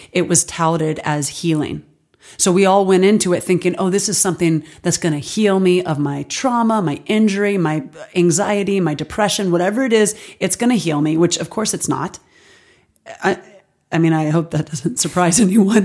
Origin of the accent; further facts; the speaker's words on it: Alabama, United States; now in Los Angeles, United States; I grew up in Alabama